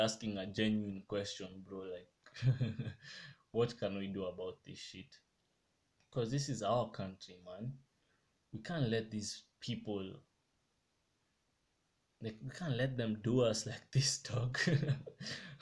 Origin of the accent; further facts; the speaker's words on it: Kenya; I love my country. I love being Kenyan